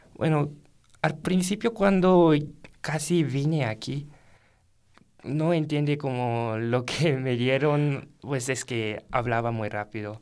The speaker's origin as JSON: {"language": "Spanish", "country": "Japan", "second_language": "Spanish", "moved": "as an adult", "lives_now": "Guanajuato, Mexico", "said": "soy estudiante de Japón"}